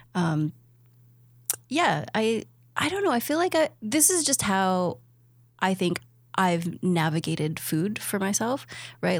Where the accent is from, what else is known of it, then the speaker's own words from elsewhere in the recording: Toronto, Ontario, Canada; I'm from Toronto.